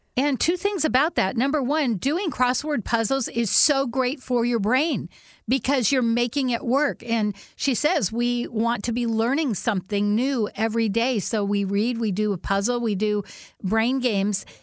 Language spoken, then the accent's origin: English; Whidbey Island, Washington, United States; when we grew up on Woodby Island